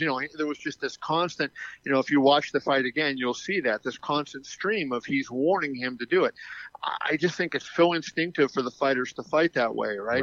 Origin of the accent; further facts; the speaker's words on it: Pittsburgh, Pennsylvania, United States; now in Las Vegas, United States; I was born and raised in Pittsburgh